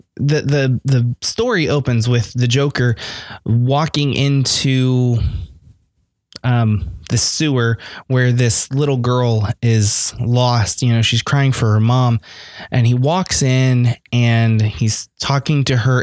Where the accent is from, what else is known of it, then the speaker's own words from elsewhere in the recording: United States; I'm American